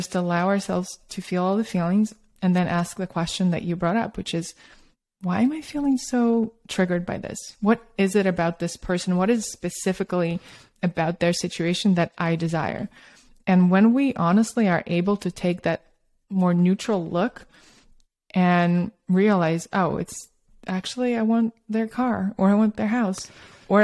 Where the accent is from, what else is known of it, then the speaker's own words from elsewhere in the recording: Russia; also born or lived in Australia / New York / San Francisco; because I grew up in Soviet Russia and Australia, and then I moved to New York and San Francisco. I'm kind of a little bit from all over, but I did have a very Soviet upbringing